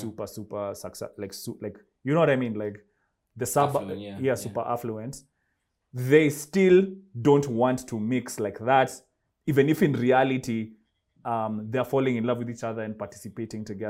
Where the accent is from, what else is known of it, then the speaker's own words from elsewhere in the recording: Kenya; moved away as an adult; I'm African. I'm Kenyan, in fact